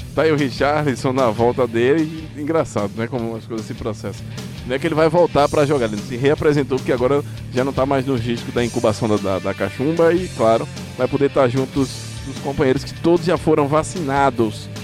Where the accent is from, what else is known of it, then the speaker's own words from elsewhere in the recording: Brazil; eu sou brasileiro